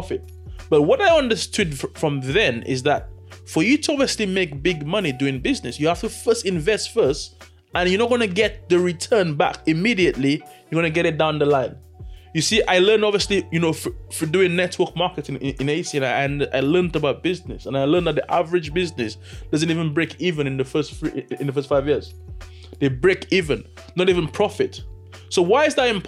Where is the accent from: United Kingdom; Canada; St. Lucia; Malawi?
St. Lucia; born and raised in St. Lucia